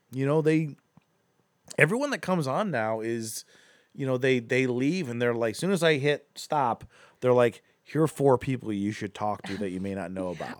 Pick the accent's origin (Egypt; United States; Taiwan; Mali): United States; Akron, Ohio; moved away as an adult; now in Cleveland, United States; we're from Akron originally